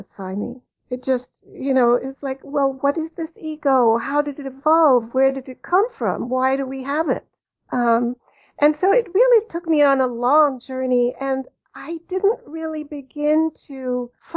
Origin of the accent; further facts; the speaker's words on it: Cologne, North Rhine-Westphalia, Germany; moved away; I'm actually German and I grew up in Germany